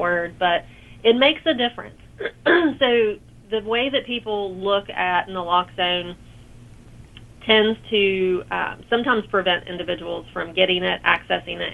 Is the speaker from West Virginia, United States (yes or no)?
yes; South Charleston, West Virginia, United States; So I'm from South Charleston, so I grew up in South Charleston. I've been here pretty much the majority of my life.